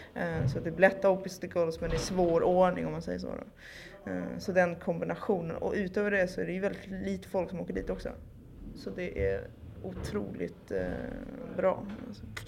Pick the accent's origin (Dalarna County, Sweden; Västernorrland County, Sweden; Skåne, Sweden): Skåne, Sweden; Malmö; now in Stockholm, Sweden; från Malmö, numera bosatt i Stockholm.